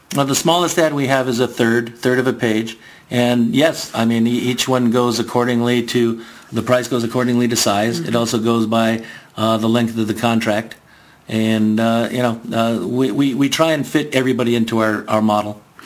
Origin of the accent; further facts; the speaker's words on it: Garden Grove, California, United States; also born or lived in Bridgeport, Connecticut; moved out here in 1960 to Garden Grove. Uh, did my school, my elementary school, and my high school in Garden Grove.